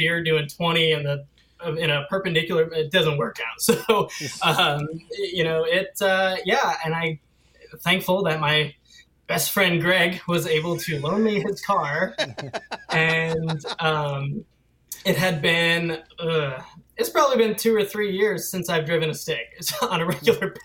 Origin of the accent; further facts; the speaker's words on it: Wantage, New Jersey, United States; moved away as an adult; now in Huntersville, United States; I was born and raised in Wantage, New Jersey. So I lived in New Jersey for 18 years and then moved down here